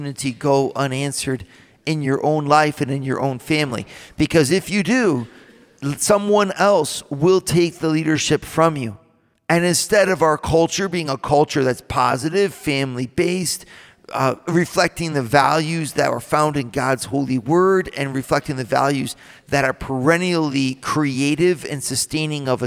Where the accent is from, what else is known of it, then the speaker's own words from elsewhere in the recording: United States; being an American